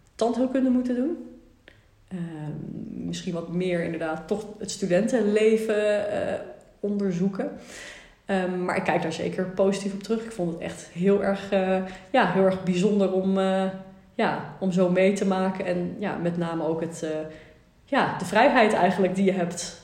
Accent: Amstelveen, North Holland, Netherlands; moved away as an adult; now in Nijmegen, Netherlands; Amstelveen geboren. Twintig jaar eh, daar gewoond eigenlijk

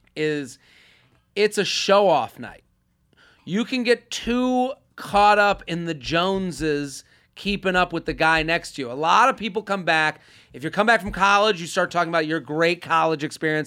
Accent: Boston, Massachusetts, United States; I'm from Boston.

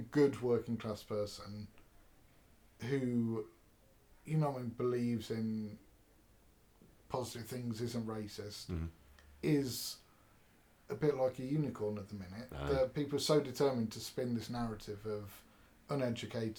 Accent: England, United Kingdom; I come from England

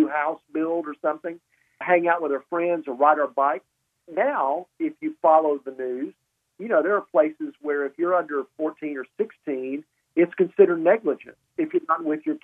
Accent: Columbus, Mississippi, United States; I was raised in Columbus, Mississippi. My dad was Air Force. He retired when I was 10.

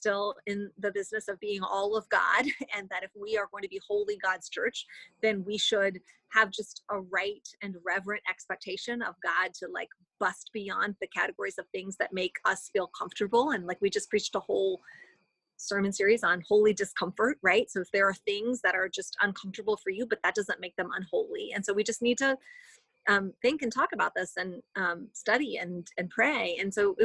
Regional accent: United States; as mainline American Christians

